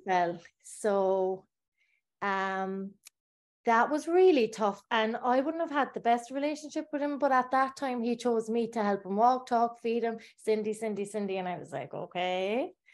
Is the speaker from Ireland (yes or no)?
yes; Bandon, Munster, Ireland; I was born in Ireland in Bandon in Cork, a small town. And I grew up in a council estate